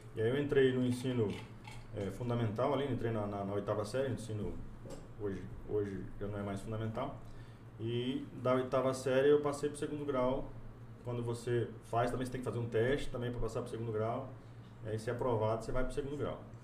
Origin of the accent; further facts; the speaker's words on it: Cacoal, Rondônia, Brazil; also born or lived in Corbélia, Paraná; now in Porto Velho, Brazil; me criei no interior do estado, em Cacoal